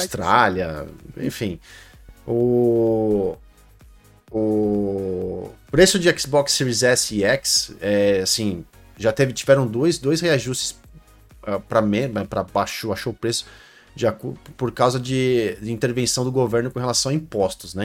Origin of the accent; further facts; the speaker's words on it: Brazil; sou brasileiro, cresci no Brasil, a vida inteira no Brasil